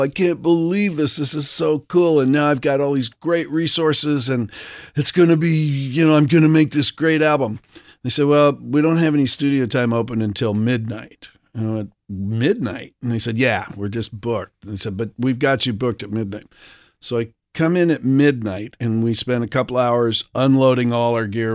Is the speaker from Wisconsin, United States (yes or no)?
yes; Milwaukee, Wisconsin, United States; moved away; my family lived in Milwaukee, so I was born in Milwaukee